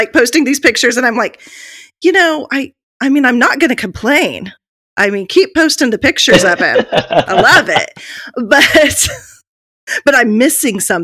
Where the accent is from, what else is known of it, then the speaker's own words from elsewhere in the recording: Oklahoma, United States; I'm from Oklahoma